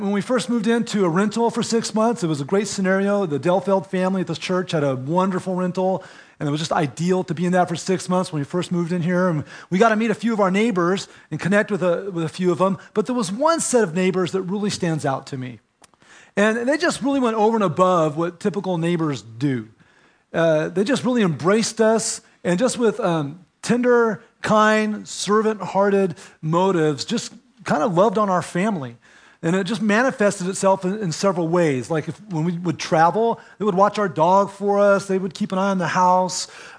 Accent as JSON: {"language": "English", "region": "California", "country": "United States", "said": "And of course, we're from California where everybody's yard is kind of like fenced usually."}